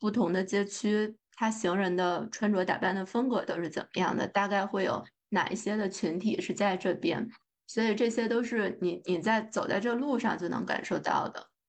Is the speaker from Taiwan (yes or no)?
no; China; now in United States; 咱就是说作为中国人。看房子这个事儿还是非常喜欢的，